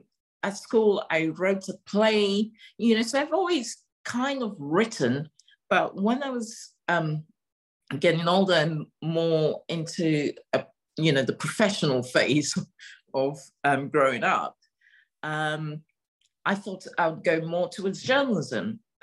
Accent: Nigeria; also born or lived in Togo; I grew up in West Africa, and part my family, even though my family is Ghanaian, my grandfather had a business in Nigeria, so I grew up in Nigeria for a little while. I also grew up a little bit in Togo.

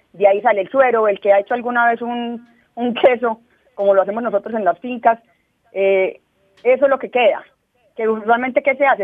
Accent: Colombia; somos miles de campesinos en Colombia

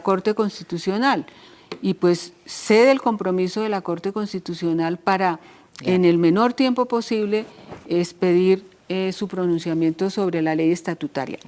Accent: Colombia; Nosotros, como colombianos, como colombianas

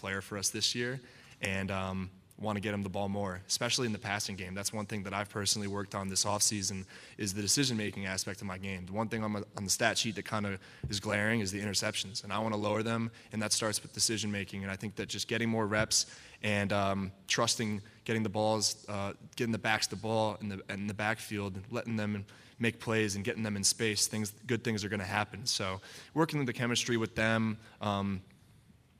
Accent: Connecticut, United States; also born or lived in North Attleboro, Massachusetts; growing up in the Northeast, growing in North Attleboro, Mass, and then until I was 8, and then Connecticut

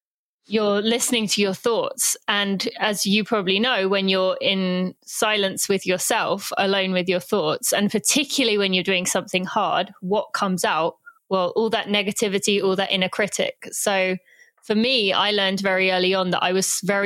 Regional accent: England, United Kingdom; now in United States; I'm British, although I do live in America

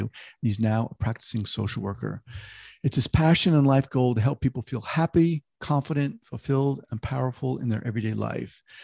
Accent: New York, United States; moved away; also born or lived in Long Island, New York; I'm from New York originally, I used to live in Long Island

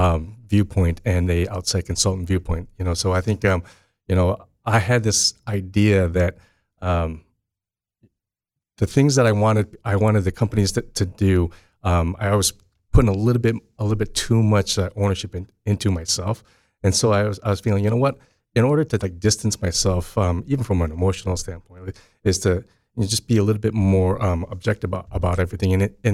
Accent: East Lansing, Michigan, United States; also born or lived in Chicago; So I grew up in East Lansing. I'm proud to be an East Lansing kid.

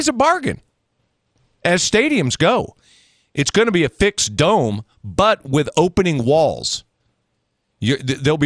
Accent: Minneapolis–Saint Paul, Minnesota, United States; moved away; when I played as a kid up in the Twin Cities

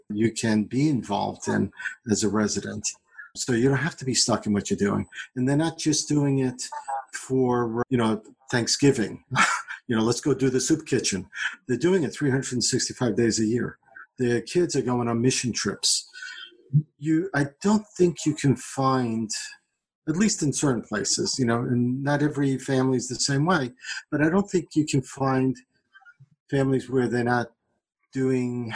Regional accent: New York City, New York, United States; moved away as an adult; now in Peachtree Corners, United States; I come from New York, from Brooklyn. I grew up first generation American

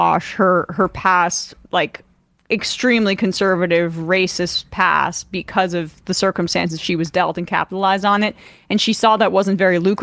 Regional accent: New Jersey, United States; Growing up in New Jersey

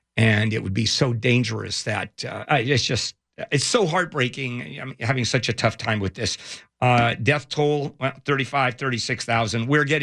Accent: São Paulo, Brazil; moved away; São Paulo is actually my hometown

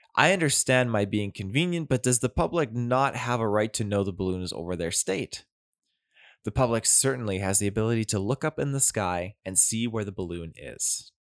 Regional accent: near Duncan and Ladysmith, Vancouver Island, British Columbia, Canada; This actually took place very close to my hometown.

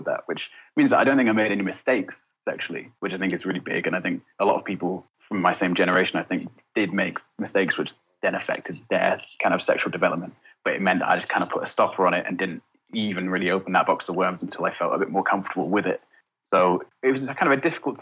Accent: Essex, East of England, United Kingdom; I grew up in Essex.

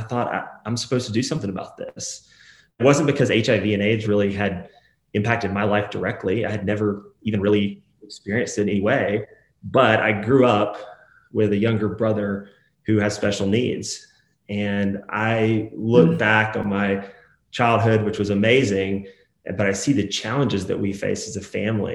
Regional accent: Atlanta, Georgia, United States; also born or lived in Nashville, Tennessee; I grew up in Atlanta, Georgia.

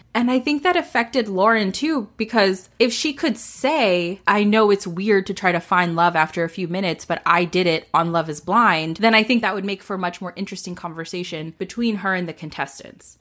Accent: the South, United States; We're both from the South

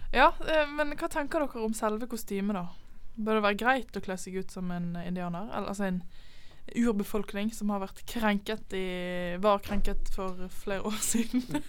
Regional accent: Bergen, Vestland, Norway; som en ekte bergenser

